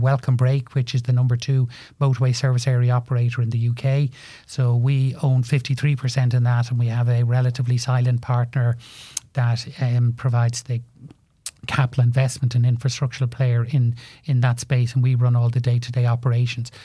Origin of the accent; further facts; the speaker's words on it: Ireland; moved away as an adult; also born or lived in Liverpool / London; there was very few jobs in Ireland, so I left Ireland and went over to John West Foods in Liverpool